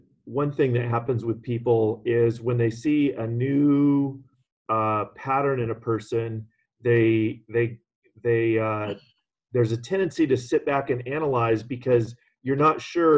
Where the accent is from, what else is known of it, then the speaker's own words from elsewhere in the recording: California, United States; living and growing up in California